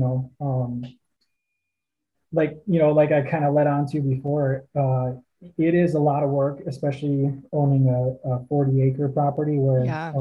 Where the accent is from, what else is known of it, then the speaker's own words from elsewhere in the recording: Northwest Wisconsin, United States; moved away as an adult; also born or lived in Twin Cities, Minnesota; Both my wife and I grew up in Northwest Wisconsin, so small towns